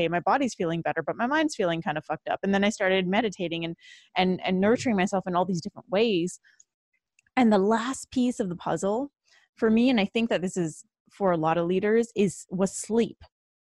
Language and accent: English; Canada; now in Los Angeles, United States; I'm originally from Canada. Okay. But I moved to LA.